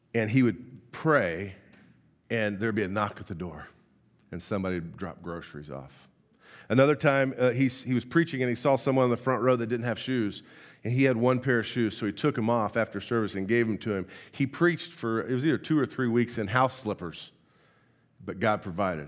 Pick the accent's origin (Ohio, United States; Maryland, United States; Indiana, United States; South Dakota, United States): Indiana, United States; moved away; I, I'm born and raised from Indiana.